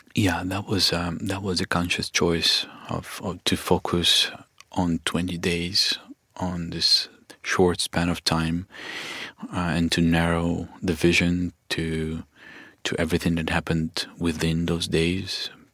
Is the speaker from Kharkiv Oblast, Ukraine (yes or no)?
yes; Kharkiv, Kharkiv Oblast, Ukraine; I grew up in Kharkiv